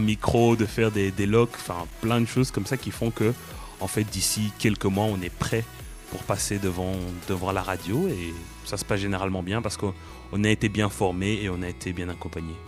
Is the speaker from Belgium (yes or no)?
yes; Brussels, Brussels-Capital Region, Belgium; moi je suis de Bruxelles